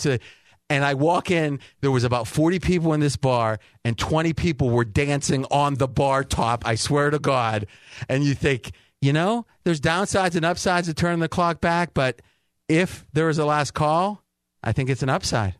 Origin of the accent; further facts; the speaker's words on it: Ohio, United States; moved away as an adult; now in Las Vegas, United States; Where I grew up in Ohio, right around Pittsburgh, right an hour from Pittsburgh